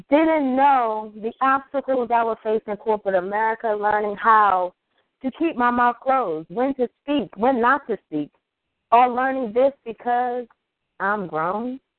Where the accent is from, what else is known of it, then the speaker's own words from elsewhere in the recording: Baltimore, Maryland, United States; Hey, I'm from Baltimore.